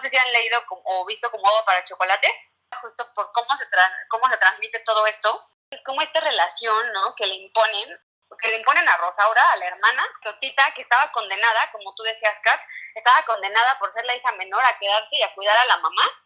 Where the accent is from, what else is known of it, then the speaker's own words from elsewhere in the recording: Puebla, Mexico; Soy de Puebla